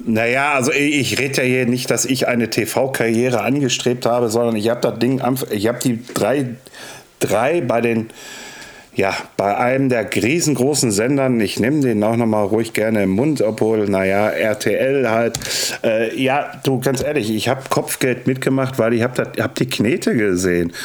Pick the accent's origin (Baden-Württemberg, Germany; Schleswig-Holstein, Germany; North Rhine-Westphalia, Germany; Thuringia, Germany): North Rhine-Westphalia, Germany; Ruhr area; ich komme aus dem Ruhrpott und bin 40